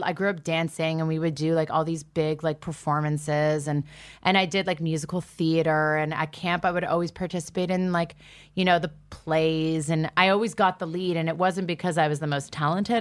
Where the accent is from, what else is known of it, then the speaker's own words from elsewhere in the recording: Toronto, Ontario, Canada; moved away as an adult; now in New York, United States; I grew up in Toronto, which is one of the most multicultural cities in the world